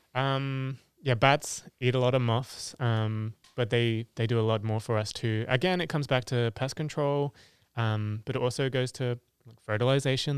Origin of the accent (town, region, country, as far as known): England, United Kingdom; born or raised there; moved away